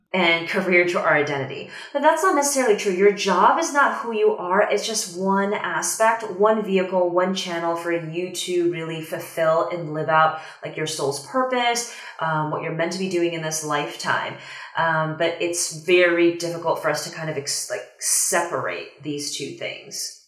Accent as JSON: {"language": "English", "town": "Washington", "region": "District of Columbia", "country": "United States", "also_born_or_lived": "Shanghai, China", "said": "I moved from Shanghai back to the US, like back to the DC area where I'm from"}